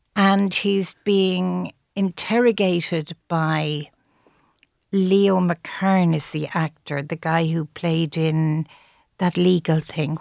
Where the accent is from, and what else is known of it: Ireland